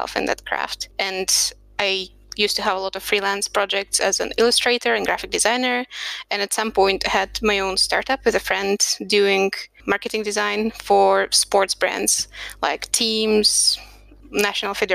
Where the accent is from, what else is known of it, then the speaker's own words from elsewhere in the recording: Serbia; also born or lived in Russia; now in Budapest, Hungary; I'm originally from Russia, and I spent most of my life growing up in Serbia